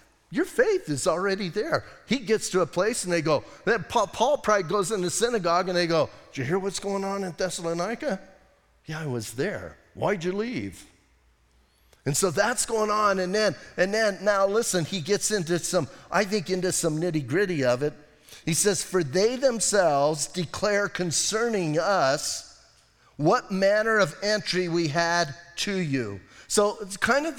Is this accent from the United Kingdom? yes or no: no; United States; we're American